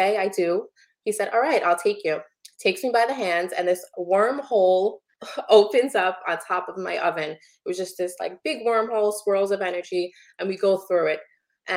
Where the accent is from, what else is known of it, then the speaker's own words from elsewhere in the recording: New York City, New York, United States; moved away as an adult; now in New Jersey, United States; I was born and raised in Brooklyn